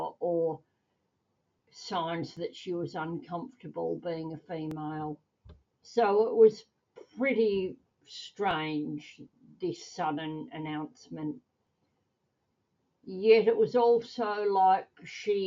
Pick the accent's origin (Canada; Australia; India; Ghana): Australia; I'm a mum from Australia.